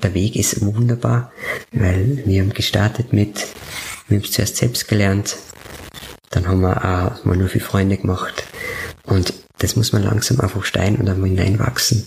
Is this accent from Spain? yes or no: no; Upper Styria, Austria; Obersteiermark gehen, weil das meine Heimat ist. Mhm. Ich komme ja von dort